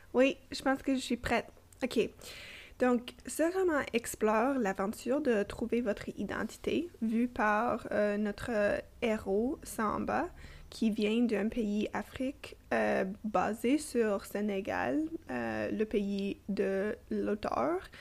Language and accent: French; Toronto, Ontario, Canada; first language English; French is a second language; now in Ottawa, Canada; née et grandie à Toronto, j'habite et travaille à Ottawa